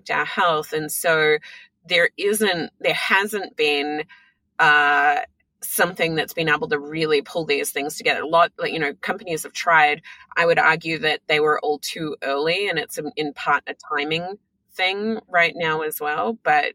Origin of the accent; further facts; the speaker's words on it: Australia; now in United States; I'm Australian, but, you know, born and raised in Australia